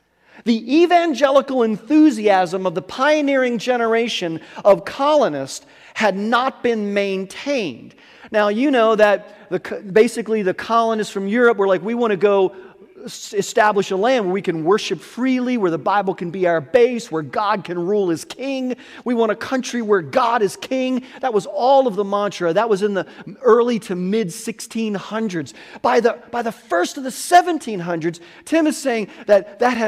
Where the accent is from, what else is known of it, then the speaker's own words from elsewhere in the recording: United States; I can only speak as an American